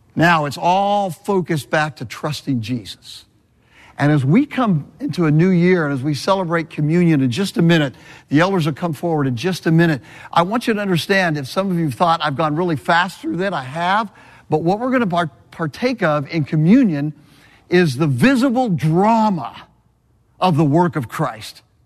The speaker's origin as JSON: {"language": "English", "region": "Southern California", "country": "United States", "also_born_or_lived": "Birmingham, Alabama", "moved": "yes", "said": "I'm from Southern California."}